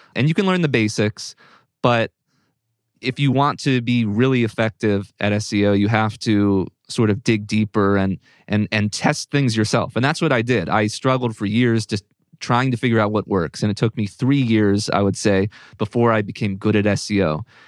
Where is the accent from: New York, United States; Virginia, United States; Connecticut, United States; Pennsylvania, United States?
Virginia, United States; Northern; moved away; also born or lived in Pittsburgh; I'm from Northern Virginia, which is a suburb of D C